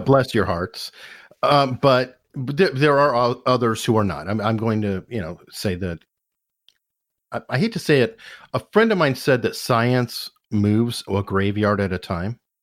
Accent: Arizona, United States; now in Virginia, United States; I'm also from Arizona

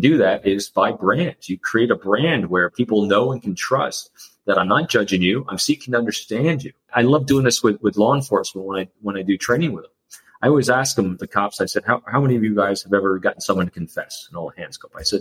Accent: New York, United States; I'm an extrovert from New York

